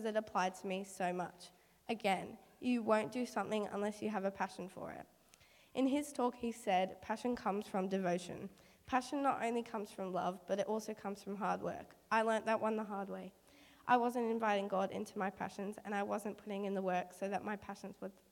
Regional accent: Bundeena, New South Wales, Australia; my hometown, Bundina.

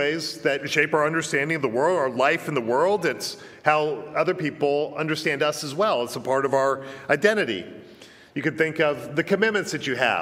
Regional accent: Virginia, United States; I'm an American. I'm a Virginian

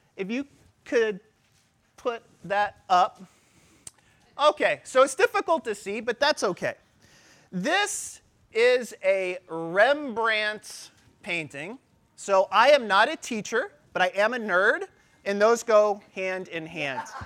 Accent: St. Louis, Missouri, United States; I was born in St. Louis, Missouri

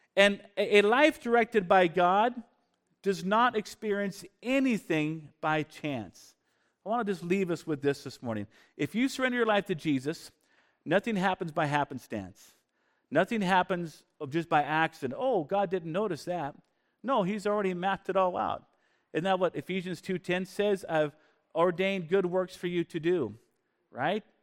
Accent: Bellingham, Washington, United States; also born or lived in Canada; when I was a kid growing up in Bellingham, Washington

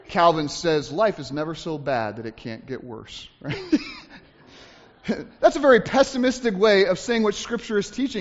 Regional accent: United States; us as American Christians

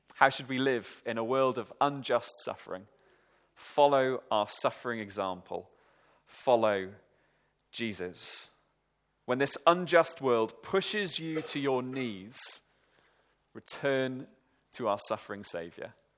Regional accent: Welsh, Wales, United Kingdom; me and my friends, being Welsh

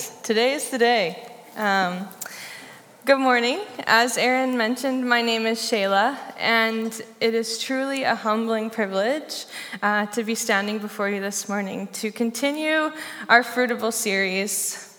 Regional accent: Saskatchewan, Canada; now in Victoria, Canada; first moved here from Saskatchewan. The flat, kind of rectangular-shaped province in our country. I moved here from Saskatchewan to begin my master's in educational psychology at UVic.

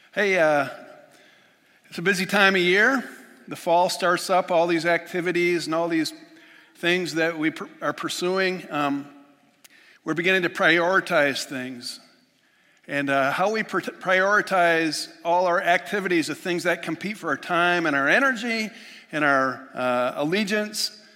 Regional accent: Western New York, United States; moved away; I'm just from Western New York

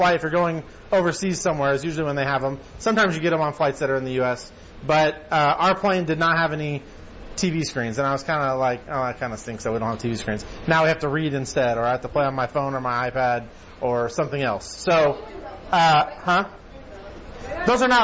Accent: United States; we being like American Christians, or just Americans in general

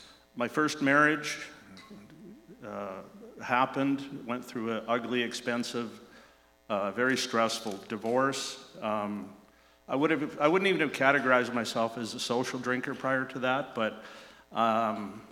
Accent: Vancouver, British Columbia, Canada; I grew up in Vancouver, East Vancouver

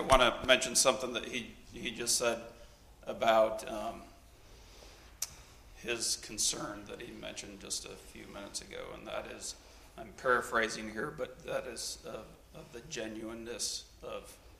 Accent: Brazil; I was actually born and raised in Brazil.

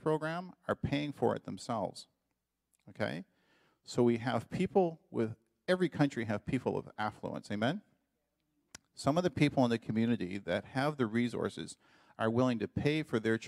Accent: Canada; moved away as an adult; now in Dominican Republic; as a Canadian

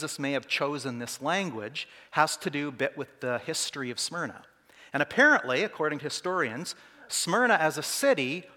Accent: Saskatoon, Saskatchewan, Canada; I'm from Saskatoon

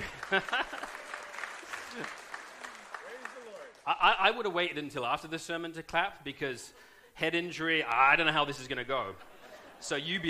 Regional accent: United Kingdom; being British

